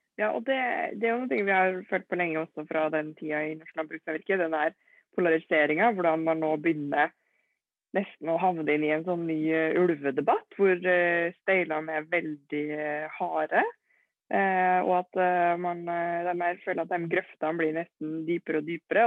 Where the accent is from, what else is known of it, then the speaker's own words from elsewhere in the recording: Trondheim, Trøndelag, Norway; Født og oppvokst i Trondheim